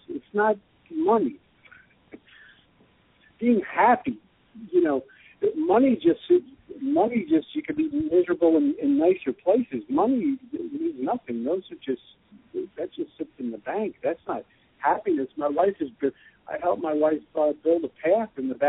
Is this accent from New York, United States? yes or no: yes; New Rochelle, New York, United States; moved away as an adult; now in Austin, United States; I was born in Rochelle, not in South America or Alaska or the North Pole